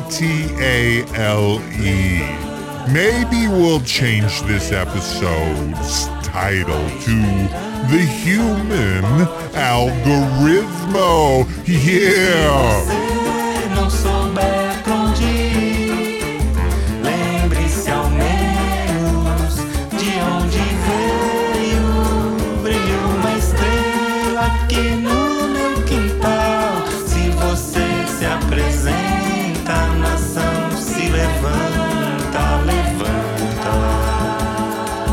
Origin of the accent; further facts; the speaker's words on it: United States; I'm American too